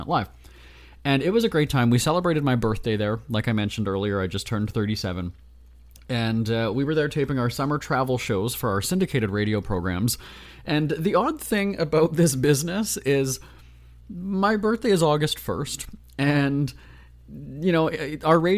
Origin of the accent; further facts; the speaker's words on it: Winnipeg, Manitoba, Canada; moved away; my hometown of Winnipeg in Canada